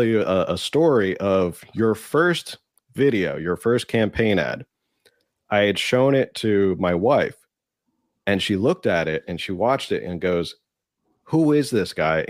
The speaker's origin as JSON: {"language": "English", "region": "New Jersey", "country": "United States", "moved": "yes", "lives_now": "Pacific Beach, San Diego, United States", "said": "Originally I'm from New Jersey, but right now I'm in PB right now."}